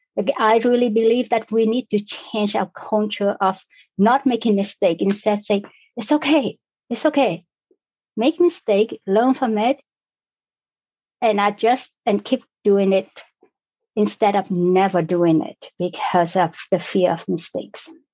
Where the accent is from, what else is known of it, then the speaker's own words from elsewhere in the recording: Vietnam; now in Canada; I was born in Vietnam. I was born in a different country under different circumstances